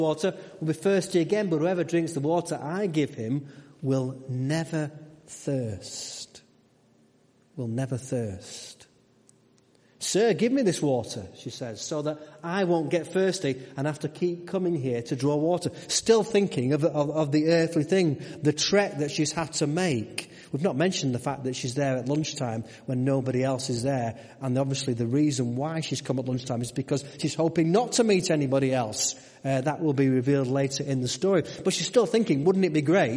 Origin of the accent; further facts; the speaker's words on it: United Kingdom; We're very British. We don't like to sit with other people